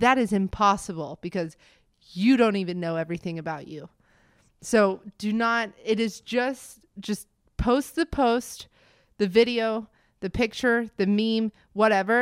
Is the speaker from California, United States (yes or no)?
no; Montgomery, Alabama, United States; moved away as an adult; also born or lived in Florida / Birmingham, Alabama / Denver / White Plains, New York; now in Greenville, United States; I was born in Montgomery, Alabama